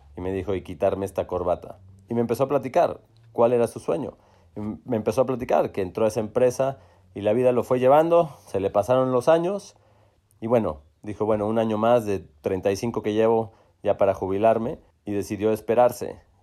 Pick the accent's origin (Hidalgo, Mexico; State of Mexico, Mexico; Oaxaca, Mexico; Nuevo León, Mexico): Nuevo León, Mexico; Monterrey; en Monterrey, en donde crecimos en Chipinque